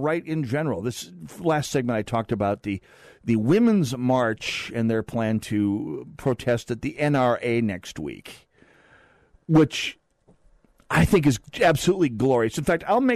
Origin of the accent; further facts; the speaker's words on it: North Dakota, United States; moved away; my home state of North Dakota